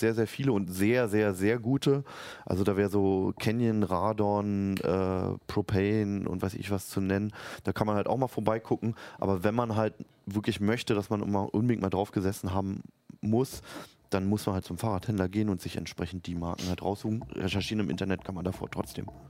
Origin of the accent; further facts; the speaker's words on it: Berlin, Germany; moved away as an adult; now in Hanover, Germany; Ich werde nämlich in meine Heimat Berlin zurückgehen nach acht Jahren Hannover